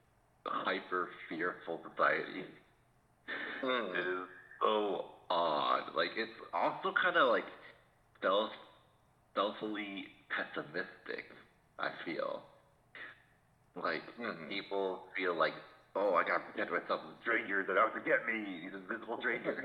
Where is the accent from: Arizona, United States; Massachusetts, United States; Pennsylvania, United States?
Massachusetts, United States; since I was raised in Massachusetts